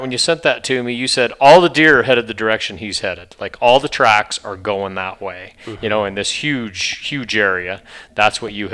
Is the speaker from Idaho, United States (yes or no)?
yes; Idaho, United States; you and I, both born and raised in Idaho